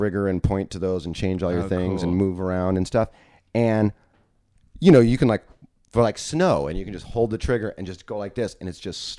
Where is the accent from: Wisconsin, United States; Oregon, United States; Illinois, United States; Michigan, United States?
Illinois, United States; Chicago; All my friends are like the Gallaghers that I grew up with in Chicago.